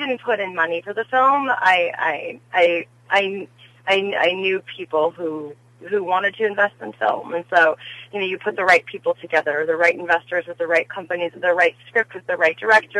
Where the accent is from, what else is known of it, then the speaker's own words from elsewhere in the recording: Las Vegas, Nevada, United States; moved away as an adult; also born or lived in Los Angeles; I grew up in Las Vegas